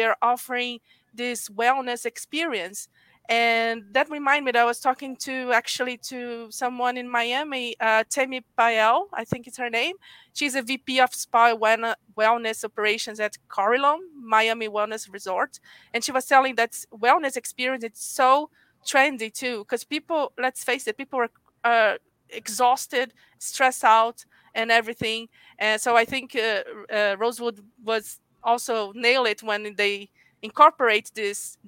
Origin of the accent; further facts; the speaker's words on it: Rio de Janeiro, Brazil; I'm from Rio.